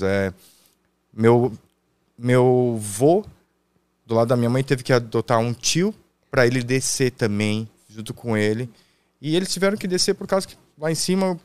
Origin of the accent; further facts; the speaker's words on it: Itajaí, Santa Catarina, Brazil; nasci em Itajaí, Santa Catarina. Ah, eu sou barriga verde